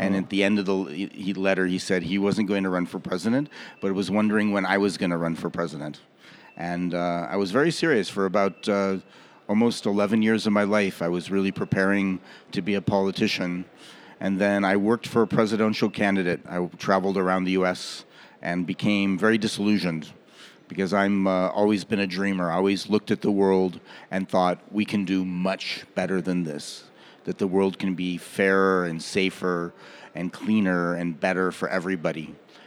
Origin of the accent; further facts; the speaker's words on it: Los Angeles, California, United States; moved away as an adult; now in Goa, India; Well, I'm originally from Los Angeles.